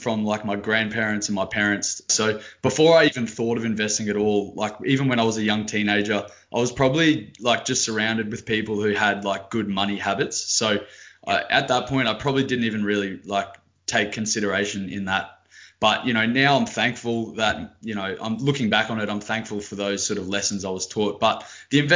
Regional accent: Brisbane, Queensland, Australia; I'm from Brisbane

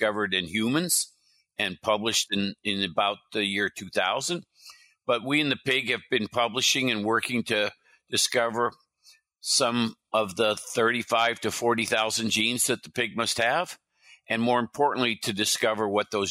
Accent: California, United States; also born or lived in Midwest / Iowa / Wisconsin / New York; I moved to California with my family.

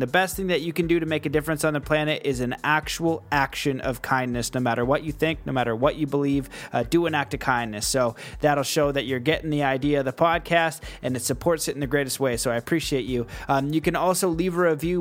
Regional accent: Canada; I'm Canadian

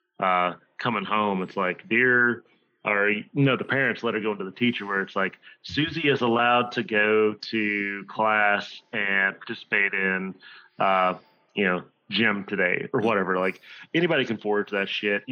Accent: Virginia, United States; I grew up in Podunk, nowhere, Virginia

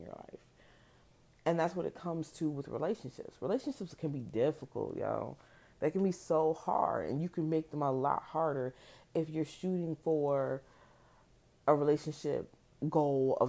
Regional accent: New Jersey, United States; moved away; also born or lived in the South; I grew up in Jersey

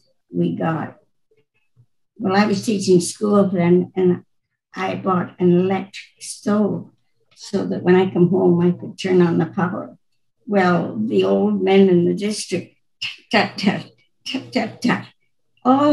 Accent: Neilburg, Saskatchewan, Canada; I grew up on a farm near north of Neilburg, 5 miles.

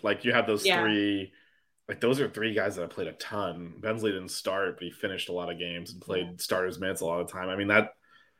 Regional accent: Miami, Florida, United States; also born or lived in Texas; Yeah, like I was born in Texas. I'm from Miami.

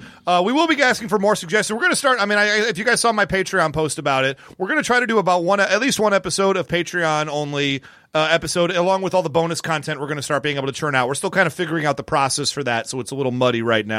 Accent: Michigan, United States; I being from Michigan

